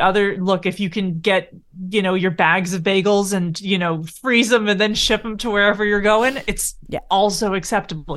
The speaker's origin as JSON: {"language": "English", "country": "Canada", "said": "We're Canadian"}